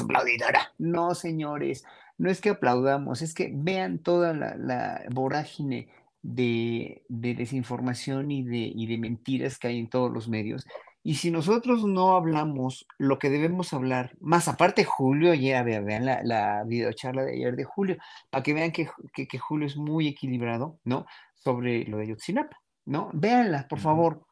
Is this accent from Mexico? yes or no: yes; Mexico; nosotros, pueblo mexicano